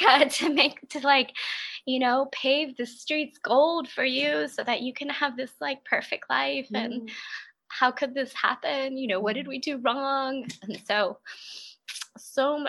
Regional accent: East Coast, United States; moved away as an adult; also born or lived in Maryland; now in Olympia, United States; I am from the East Coast

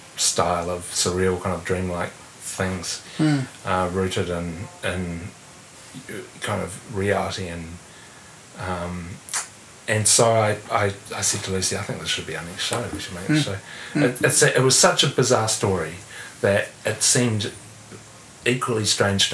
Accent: Pukerua Bay, Wellington, New Zealand; also born or lived in Paris; I grew up in Pukerua Bay, first

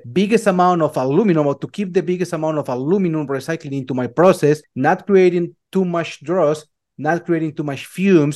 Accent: Colombia; moved away as an adult; now in United States; I started very, very, very young back in Colombia. I'm from Colombia.

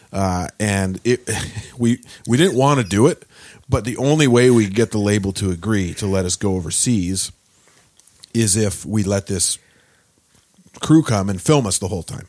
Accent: Peterborough, Ontario, Canada; also born or lived in Gaspé, Quebec / Quebec City / Toronto; I grew up, uh, in Peterborough for the most part. I was born in Gaspé, in, uh, Quebec

